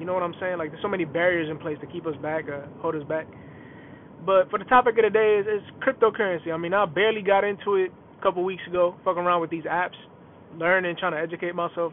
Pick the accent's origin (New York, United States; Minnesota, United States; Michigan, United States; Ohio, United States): New York, United States; New York City; now in Houston, United States; I was born and raised in the Bronx, New York, and my parents are from the from the Caribbean